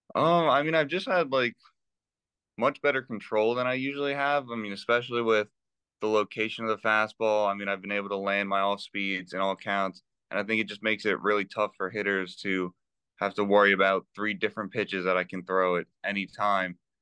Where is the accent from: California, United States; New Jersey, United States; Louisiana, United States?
New Jersey, United States; I grew up in New Jersey